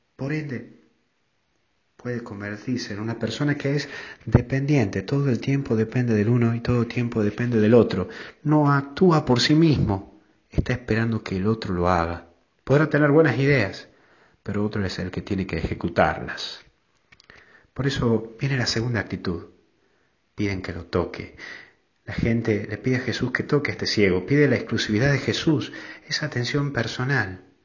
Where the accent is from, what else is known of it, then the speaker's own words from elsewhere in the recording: Tucumán, Argentina; en mi pueblo, en, Tucumán